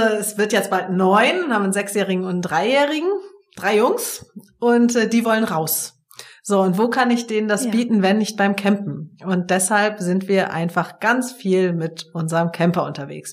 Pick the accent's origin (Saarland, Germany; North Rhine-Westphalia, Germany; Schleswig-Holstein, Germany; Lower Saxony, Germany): Schleswig-Holstein, Germany; Lübeck; komme ja sozusagen dazwischen her, nämlich gebürtig aus Lübeck.